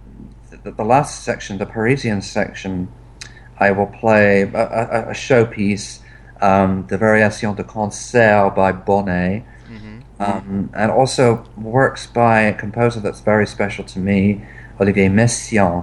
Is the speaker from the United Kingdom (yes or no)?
yes; England, United Kingdom; I'm English